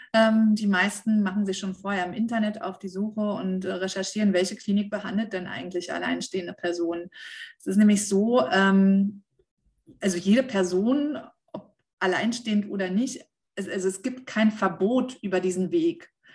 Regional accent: Germany; bei uns in Deutschland

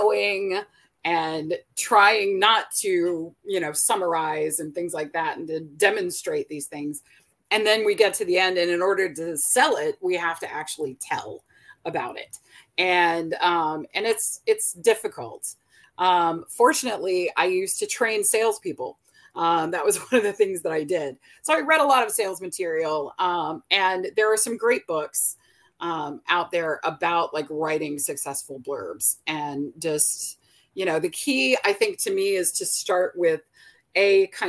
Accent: Fredericksburg, Virginia, United States; also born or lived in North Carolina; I grew up here in Virginia, in Fredericksburg, which is a very historic town

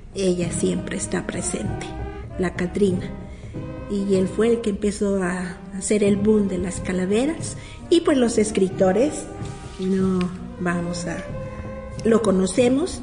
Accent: Mexico; en México tenemos como mexicanos una costumbre

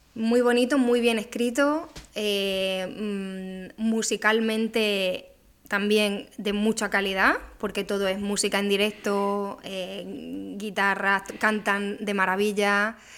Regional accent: Extremadura, Spain; also born or lived in northern Italy; now in Cádiz, Spain; Extremadura, ¿no? Que que es de donde yo soy

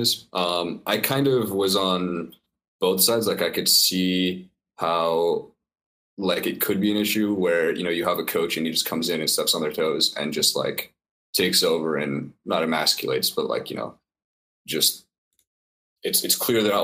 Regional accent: Calgary, Alberta, Canada; I'm from Calgary, Canada

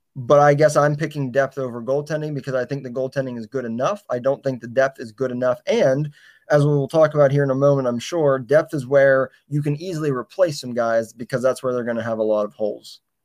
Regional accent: Pittsburgh, Pennsylvania, United States; we're from the Pittsburgh area

